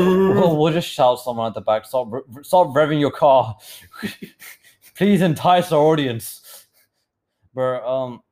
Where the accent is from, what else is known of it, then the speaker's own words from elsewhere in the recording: United Kingdom; accent: British; I feel like I'm losing my British accent, Marcus. And don't capture me, bro. It's going. I know it is. I mean to have to do like a round trip to England, stay there for a month, get it back